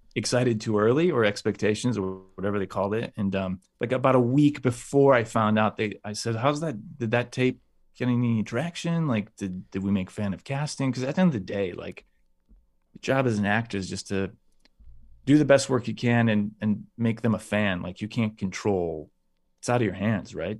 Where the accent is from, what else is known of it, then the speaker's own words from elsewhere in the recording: United States; I'm an American